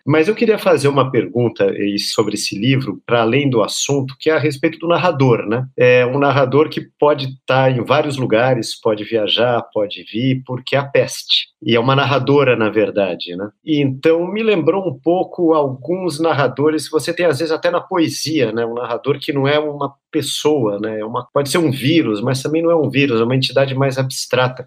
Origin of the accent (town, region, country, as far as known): Brazil